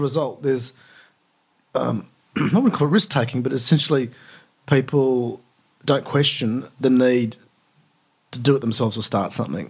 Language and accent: English; Australia; And I said, look, I'm Australian and I want to learn Turkish.